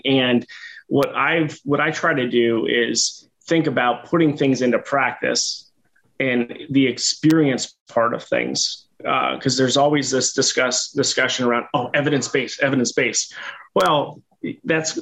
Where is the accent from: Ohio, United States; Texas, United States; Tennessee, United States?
Ohio, United States; Northern; called ESPT Clinic here in Northern Ohio